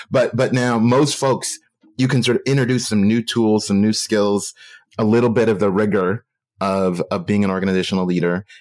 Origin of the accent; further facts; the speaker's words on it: Oakland, California, United States; I'm from Oakland